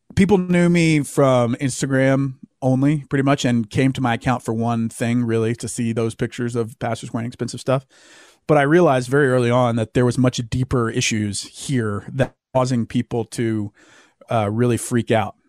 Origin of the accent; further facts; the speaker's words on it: the Southern United States, United States; growing up in the South